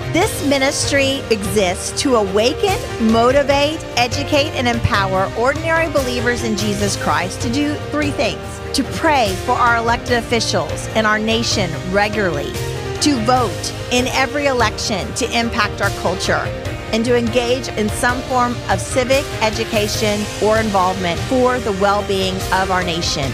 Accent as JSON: {"language": "English", "region": "Texas", "country": "United States", "said": "we're from Texas"}